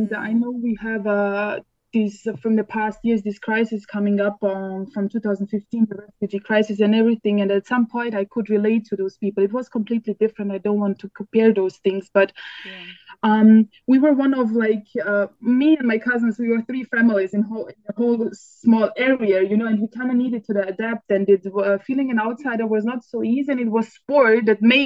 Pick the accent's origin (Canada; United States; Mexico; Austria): Austria; moved away as an adult; now in Croatia; I grew up actually in Austria, would say 28 years, but currently I'm in Croatia.